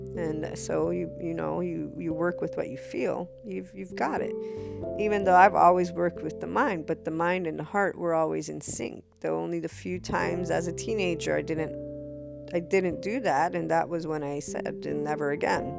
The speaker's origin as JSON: {"language": "English", "country": "United States", "tie": "born or raised there", "also_born_or_lived": "Naples, Italy", "said": "when I was growing up as an American, for I'm bicultural"}